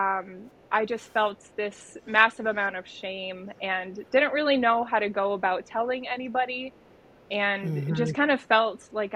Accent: Michigan, United States; now in Grand Rapids, United States; I was born and raised in Michigan, originally from the east side. Then we migrated to the west side. So I've been here probably about half my life now.

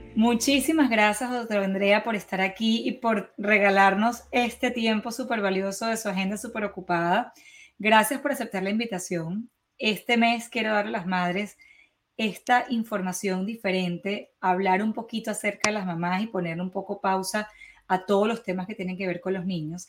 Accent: Venezuela; moved away; como buena venezolana

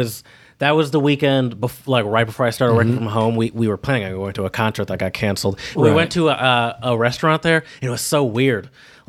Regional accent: United States; But I'm American.

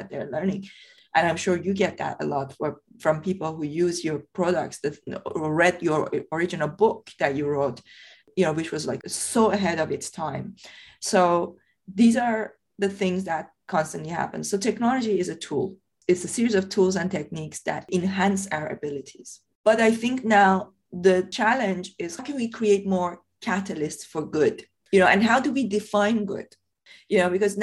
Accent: Iran; English is a second language; moved away as an adult; now in United Kingdom; I grew up in Iran. I was born and brought up in Iran. I left Iran when I was 23. I came here to the UK.

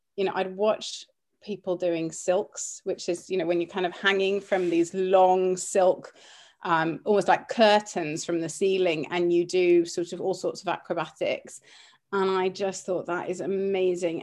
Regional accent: Cyprus; moved away; also born or lived in Cumbria; growing up in Cyprus at the time when I was, uh, kind of from the age of five

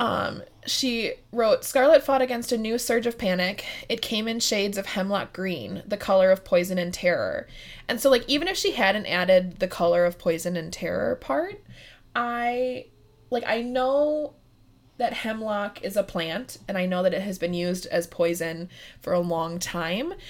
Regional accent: Midwest, United States; I'm from the Midwest

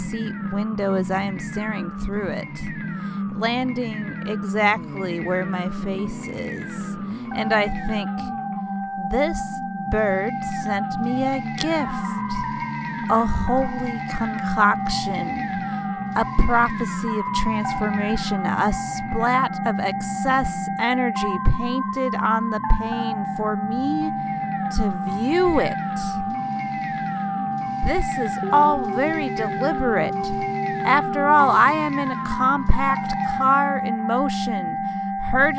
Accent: Midwest, United States; now in Miami, United States; I grew up in the Midwestern suburbs

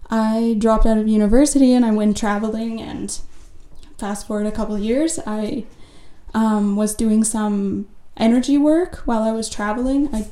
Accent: United States; Um, I'm from the United States, I should have mentioned, I guess.

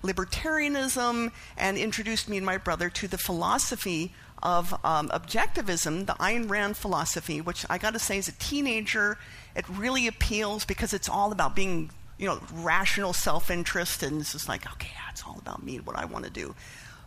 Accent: Canada; I was raised atheist in Canada, which is a pretty secular country

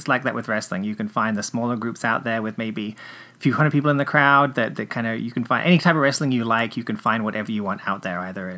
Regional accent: England, United Kingdom; there was a Saturday afternoon TV show where I grew up in England

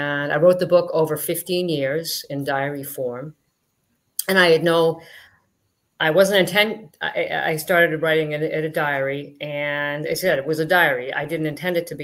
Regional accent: Boston, Massachusetts, United States; I was born in Boston, just outside Boston, Massachusetts.

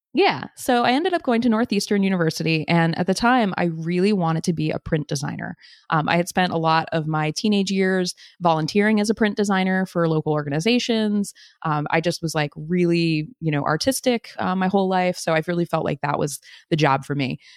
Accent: U.S. Virgin Islands; moved away; I grew up on Saint Croix

